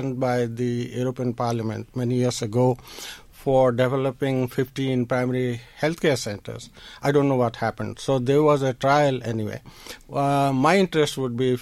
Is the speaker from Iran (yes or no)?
no; India; moved away as an adult; also born or lived in New Delhi; now in Dundalk, Ireland; I was actually born in India, but I came to Ireland in the 80s